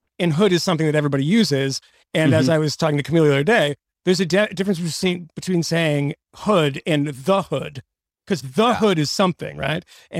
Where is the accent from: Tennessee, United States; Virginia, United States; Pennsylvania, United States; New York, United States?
New York, United States; Bronxville; I'm from Bronxville.